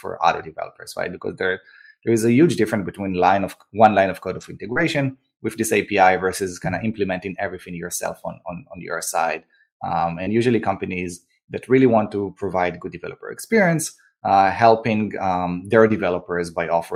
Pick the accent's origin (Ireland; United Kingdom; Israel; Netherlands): Israel; moved away as an adult; also born or lived in New York; now in Austin, United States; I grew up and born and raised in Israel, where I served in the army as an officer there